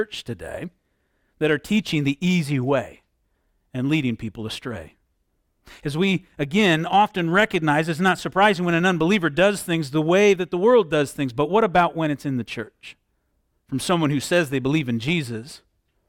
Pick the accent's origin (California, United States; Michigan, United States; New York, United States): Michigan, United States; Southwest; Growing up in Southwest Michigan, there was a lot of orchards and vineyards around our area